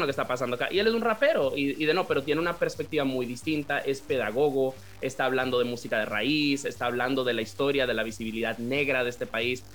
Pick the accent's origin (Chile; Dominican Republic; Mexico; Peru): Dominican Republic; Santiago de los Caballeros, Santiago; yo me crié en República Dominicana, me crié en Santiago, ah, que como la segunda ciudad del país